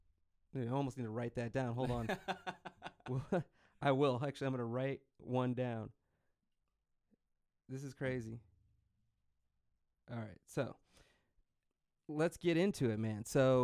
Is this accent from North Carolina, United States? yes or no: no; Detroit, Michigan, United States; I'm from Detroit